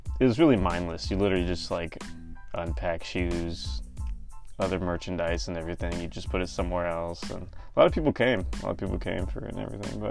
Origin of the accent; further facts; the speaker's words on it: California, United States; moved away as an adult; also born or lived in Arizona; I'm originally from California, but transferred to Arizona for school.